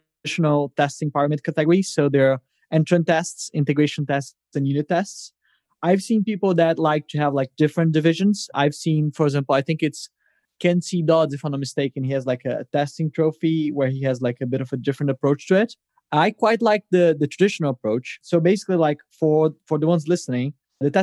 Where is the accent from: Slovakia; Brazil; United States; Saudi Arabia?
Brazil; now in London, United Kingdom; I live here in London, but I'm originally from Brazil